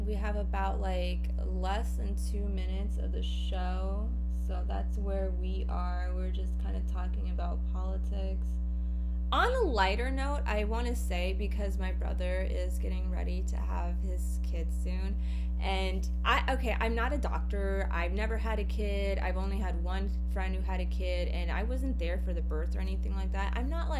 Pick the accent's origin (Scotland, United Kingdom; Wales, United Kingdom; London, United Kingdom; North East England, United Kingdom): Wales, United Kingdom; I've done that here in the UK. I'm from Wales and I chose my own.